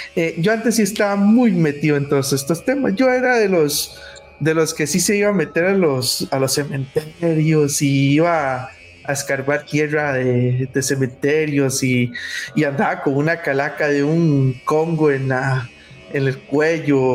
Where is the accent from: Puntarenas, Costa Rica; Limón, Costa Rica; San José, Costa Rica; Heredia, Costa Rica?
Limón, Costa Rica; yo soy de Limón